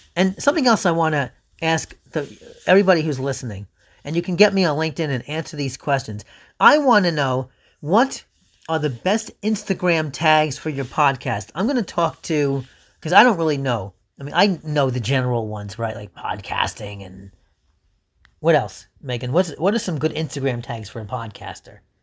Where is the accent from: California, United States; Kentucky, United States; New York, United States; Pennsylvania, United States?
New York, United States; New York City; also born or lived in Oceanside, New York; we're from New York City